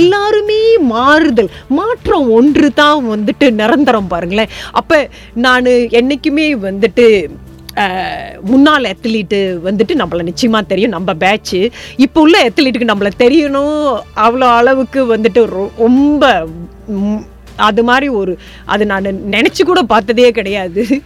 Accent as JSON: {"language": "Tamil", "country": "Malaysia", "tie": "born or raised there", "said": "தோட்டப்புறத்துலேருந்து பிறந்து வளர்ந்தனால"}